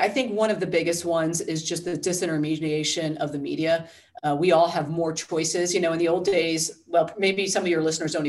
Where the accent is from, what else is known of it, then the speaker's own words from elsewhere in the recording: New Jersey, United States; But I mean, again, I'm from the Jersey Shore.